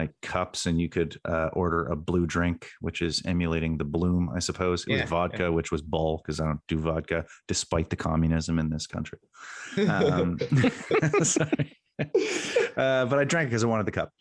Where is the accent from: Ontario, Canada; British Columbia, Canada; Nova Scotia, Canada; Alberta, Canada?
Nova Scotia, Canada; Halifax; my hometown